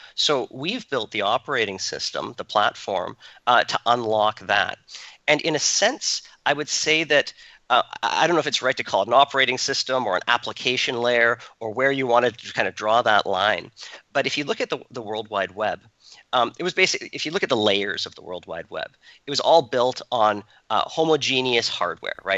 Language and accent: English; Canada; moved away as an adult; also born or lived in Toronto; now in Silicon Valley, United States; we grew up in Canada